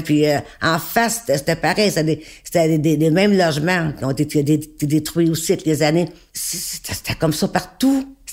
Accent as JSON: {"language": "French", "town": "Montreal", "region": "Quebec", "country": "Canada", "tie": "born or raised there", "said": "je suis native de Saint-Henri"}